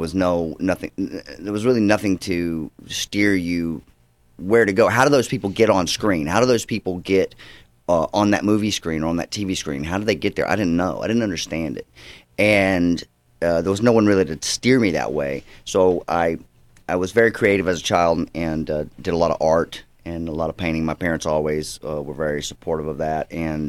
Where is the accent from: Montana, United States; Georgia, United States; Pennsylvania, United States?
Georgia, United States; also born or lived in Fort Worth, Texas; now in Los Angeles, United States; And I was born in Fort Worth, Texas, just because my dad was going to seminary school there. But they're from Georgia.